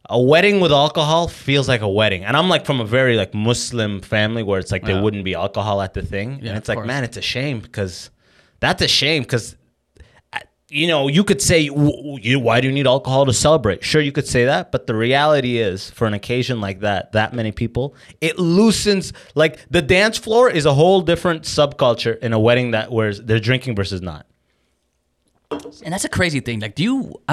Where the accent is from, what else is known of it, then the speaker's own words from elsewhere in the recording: London, United Kingdom; I'm, I'm from London, by the way.